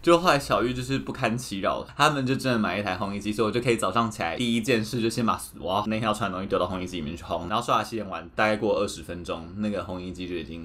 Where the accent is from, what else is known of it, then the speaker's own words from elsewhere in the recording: Taipei, Taiwan; 我其实一直都是在台北长大的人，所以应该说北部长大的人